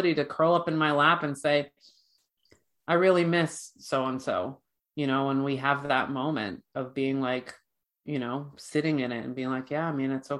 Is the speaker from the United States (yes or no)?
no; Ireland; I'm Irish